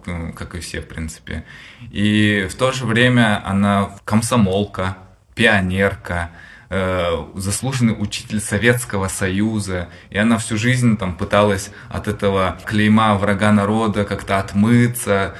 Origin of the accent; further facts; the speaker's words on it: Kalmykia, Russia; moved away as an adult; я родом из Калмыкии